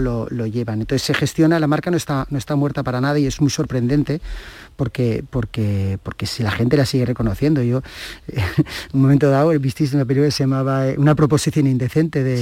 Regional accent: Catalonia, Spain; ser catalán

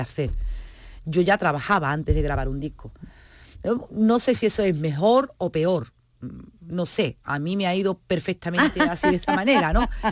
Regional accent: Seville, Andalusia, Spain

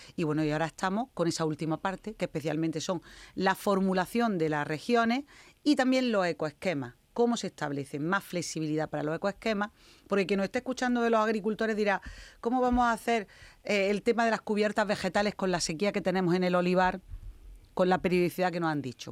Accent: Carboneras, Andalusia, Spain; en Carbonera en mi tierra

